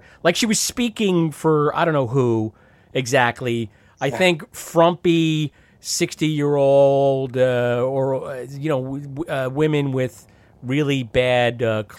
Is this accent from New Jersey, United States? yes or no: yes; New Jersey, United States; I'm from across the river.